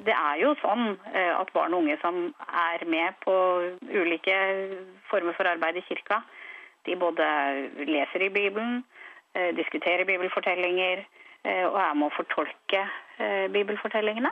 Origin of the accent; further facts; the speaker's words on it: Norway; vi som nordmenn